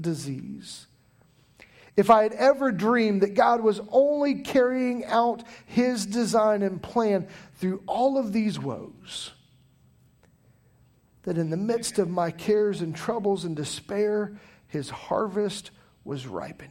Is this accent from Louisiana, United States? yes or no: no; Taylorville, Illinois, United States; now in Pooler, United States; I grew up in the Midwest, a place called Taylorville, Illinois